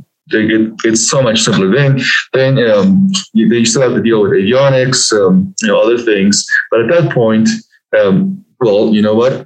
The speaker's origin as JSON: {"language": "English", "country": "Peru", "tie": "born or raised there", "also_born_or_lived": "Lima, Peru / United States", "moved": "yes", "lives_now": "Denver, United States", "said": "So I was born and raised in Peru. I was born in this little village up at 10,000 feet up in the Andes Mountains"}